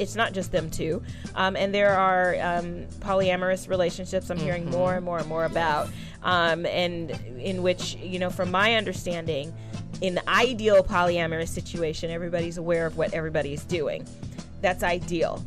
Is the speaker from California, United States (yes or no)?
yes; California, United States; growing up in California, I was one of the youth leaders